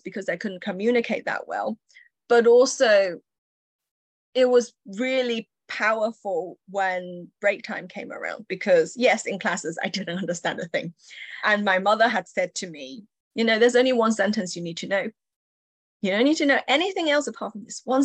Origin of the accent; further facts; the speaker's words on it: Yorkshire and the Humber, United Kingdom; English is a second language; also born or lived in Chengdu, China; I was born in China, and up to the age of 8, I lived in a busy, dynamic city called Chengdu, which is home to spicy food and pandas. And in the summer, I was 8. I was, I guess, plunged into the Yorkshire countryside in Britain